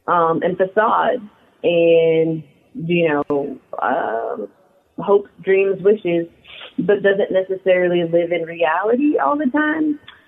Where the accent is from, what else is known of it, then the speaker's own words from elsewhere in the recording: San Francisco, California, United States; I am a San Franciscan, born and bred.